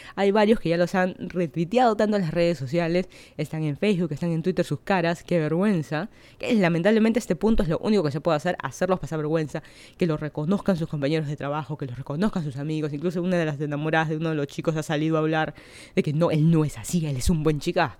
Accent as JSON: {"language": "Spanish", "region": "Lima", "country": "Peru", "moved": "as an adult", "lives_now": "Miami, United States", "said": "yo soy de Lima, Perú. Hace un año que me mudé a Florida"}